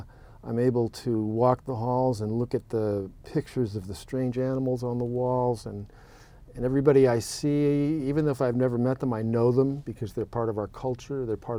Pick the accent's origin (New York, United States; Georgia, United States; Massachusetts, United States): Massachusetts, United States; Boston; I'm from Boston, you know, originally.